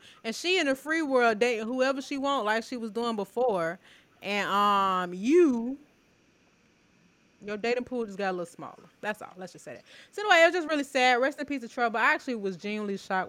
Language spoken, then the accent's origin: English; Atlanta, Georgia, United States; we're from Atlanta